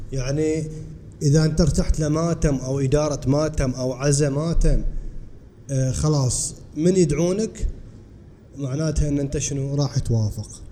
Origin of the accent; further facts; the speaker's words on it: Bahrain; عندنا في البحرين